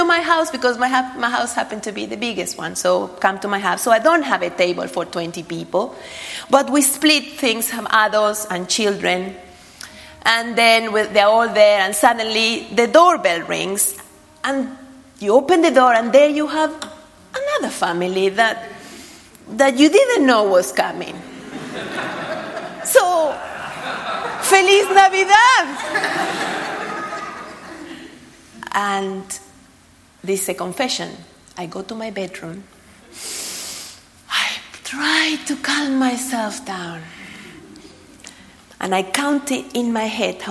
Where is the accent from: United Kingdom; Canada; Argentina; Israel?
Argentina; moved away; I was brought up in Argentina